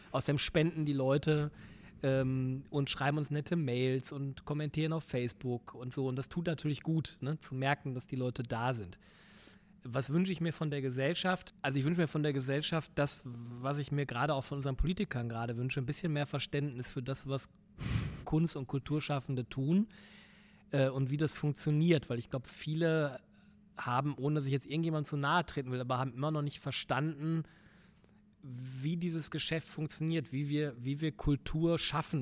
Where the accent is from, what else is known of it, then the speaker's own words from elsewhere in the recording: Essen, North Rhine-Westphalia, Germany; moved away; ich komme aus dem Pott